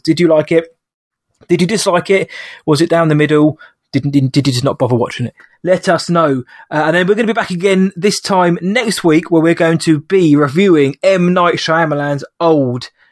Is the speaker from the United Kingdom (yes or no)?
yes; United Kingdom; I'm a Brit.